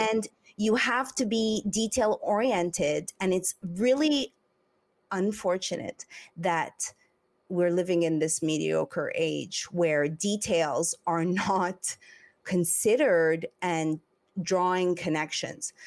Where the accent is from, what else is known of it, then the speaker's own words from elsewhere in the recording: Montreal, Quebec, Canada; moved away; also born or lived in Los Angeles; I'm from Montreal